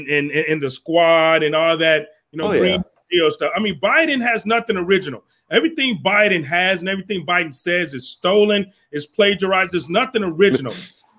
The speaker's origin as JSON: {"language": "English", "town": "Cleveland", "region": "Ohio", "country": "United States", "said": "Well, I'm from Cleveland, man."}